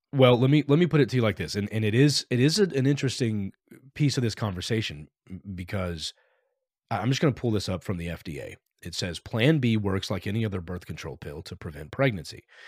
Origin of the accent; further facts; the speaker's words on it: Texas, United States; I grew up in Texas